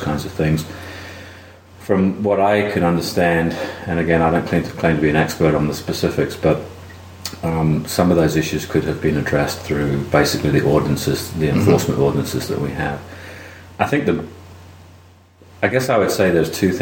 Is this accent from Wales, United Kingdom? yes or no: no; London, United Kingdom; moved away as an adult; also born or lived in West Virginia / New Jersey; now in Athens, United States; Originally, I'm from London, and that's where I grew up. And I came to the U.S. in 1986 to go to school